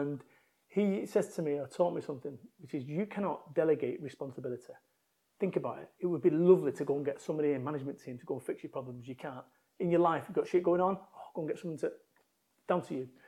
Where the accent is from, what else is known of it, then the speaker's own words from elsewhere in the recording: Salford, North West England, United Kingdom; moved away as an adult; I moved from Manchester, my home of 21 years